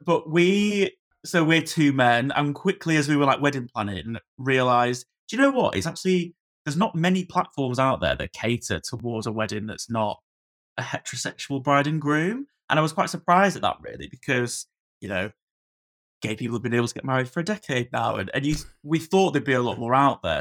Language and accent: English; Blackpool, North West England, United Kingdom; moved away as an adult; I'm from Blackpool originally, so I sort of moved back to the Far Coast